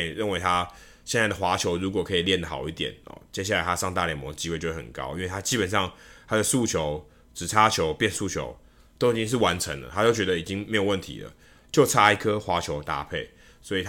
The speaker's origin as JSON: {"language": "Chinese", "country": "Taiwan", "said": "我说：“哦，当然，我们台湾人，我们台湾的记者，所以我们当然都知道他两个是台湾人。”"}